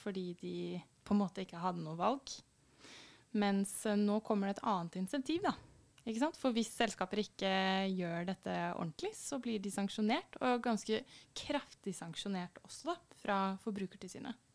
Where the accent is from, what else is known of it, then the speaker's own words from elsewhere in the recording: Fredrikstad, Østfold, Norway; jeg kommer jo fra Fredrikstad, som dere kanskje hører